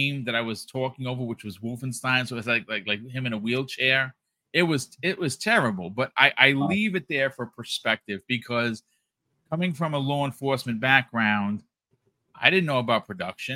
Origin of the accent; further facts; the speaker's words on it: New York, United States; also born or lived in Bronx, New York; we're from New York.